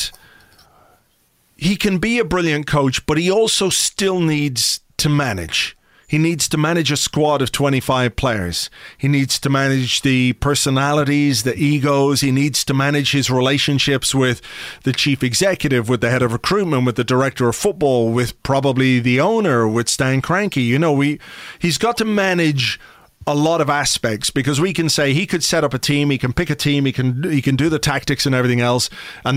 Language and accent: English; Ireland